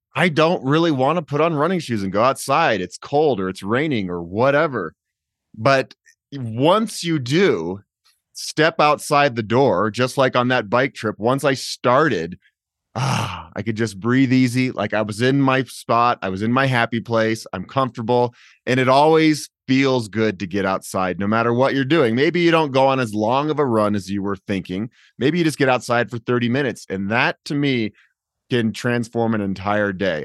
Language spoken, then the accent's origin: English; Boulder, Colorado, United States; I grew up in Boulder and the weather is almost always awesome.